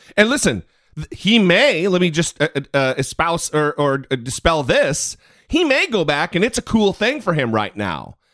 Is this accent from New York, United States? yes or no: no; Idaho, United States; moved away; I'm from Idaho.